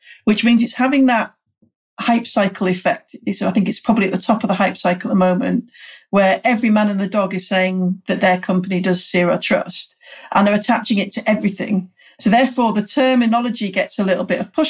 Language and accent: English; United Kingdom; I'm British